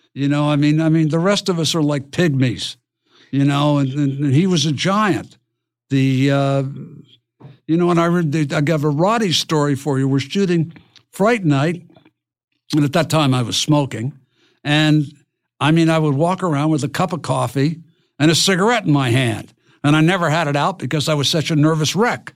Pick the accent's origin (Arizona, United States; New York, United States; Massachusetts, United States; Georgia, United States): New York, United States; Highland; moved away; I'm from Highland, New York, which is across the Hudson Bridge from Poughkeepsie